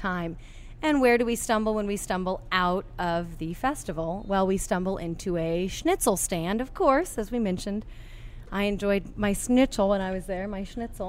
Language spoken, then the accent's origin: English; Boulder, Colorado, United States; moved away as an adult; also born or lived in Oklahoma / Texas / Louisiana; now in Baton Rouge, United States; I am not from this area. I'm originally from Boulder, Colorado.